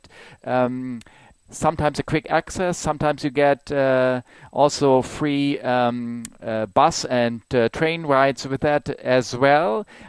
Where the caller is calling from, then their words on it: Germany; from Germany calling